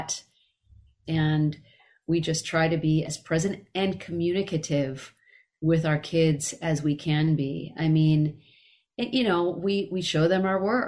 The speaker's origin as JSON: {"language": "English", "town": "Carmichael", "region": "California", "country": "United States", "tie": "born or raised there", "moved": "yes", "lives_now": "Los Angeles, United States", "said": "I left Carmichael and moved to Los Angeles"}